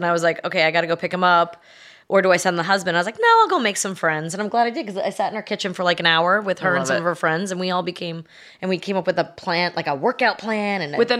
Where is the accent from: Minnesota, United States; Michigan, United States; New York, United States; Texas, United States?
New York, United States; accent: New York; moved away as an adult; also born or lived in Los Angeles / Connecticut / Tahoe; now in Nashville, United States; I've lived all over the place. I grew up in New York, moved to LA, met my husband there, had two babies, moved to Connecticut for 10 years